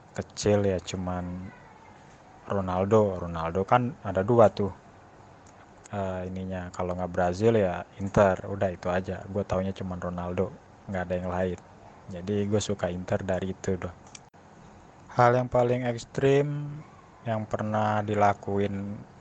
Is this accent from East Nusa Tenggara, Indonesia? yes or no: no; Jakarta, Indonesia; gue ini kan dari Jakarta